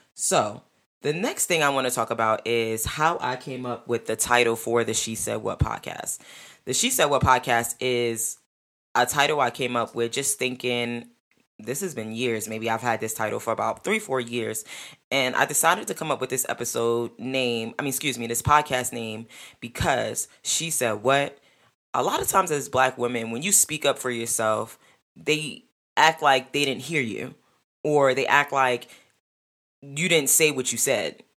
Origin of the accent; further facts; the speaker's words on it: New York, United States; I'm a New Yorker.